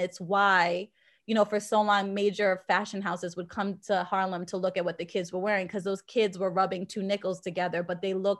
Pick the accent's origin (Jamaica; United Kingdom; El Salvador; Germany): Jamaica; now in Boston, United States; I've always identified as Jamaican. And when we migrated from Jamaica, we moved to Boston into a predominantly white community.